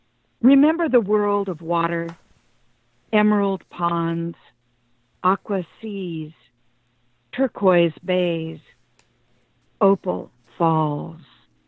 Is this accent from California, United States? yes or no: yes; Chico, California, United States; now in Davis, United States; I was born and raised in Chico, and I started crying when I heard about the fire and didn't stop. And I was just, I live in Davis